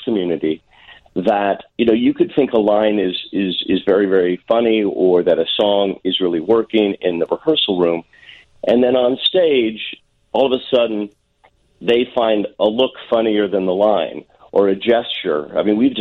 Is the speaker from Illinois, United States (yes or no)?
yes; Deerfield, Illinois, United States; I grew up in Deerfield. I went to high school in Deerfield, Illinois